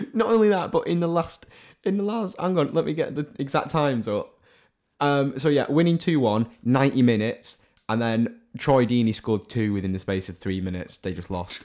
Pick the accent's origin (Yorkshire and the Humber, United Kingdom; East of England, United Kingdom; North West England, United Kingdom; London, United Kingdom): North West England, United Kingdom; Salford; also born or lived in Stockport; I'm a, um, Manchester City fan from Salford